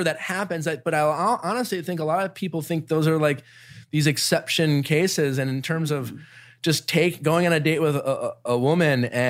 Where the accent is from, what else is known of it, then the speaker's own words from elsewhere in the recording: Milwaukee, Wisconsin, United States; growing up in Milwaukee